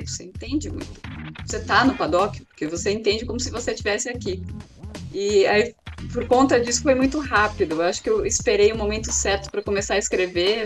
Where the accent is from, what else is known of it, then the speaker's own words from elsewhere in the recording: Águas de Lindóia, São Paulo, Brazil; moved away; Eu Fui criada em Águas de Lindóia, uma cidade pequenininha do interior de São Paulo, com 12 mil habitantes